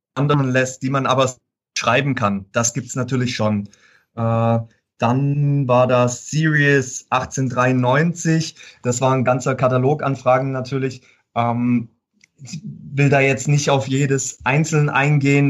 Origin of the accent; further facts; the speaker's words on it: Fellbach, Baden-Württemberg, Germany; ich komme aus Fellbach Schmieden und das war einfach so die Heimatzeitung